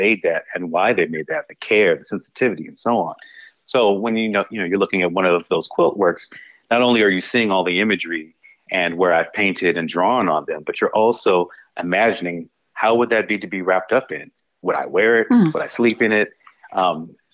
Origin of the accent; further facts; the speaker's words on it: Los Angeles, California, United States; moved away as an adult; also born or lived in Japan; growing up in Los Angeles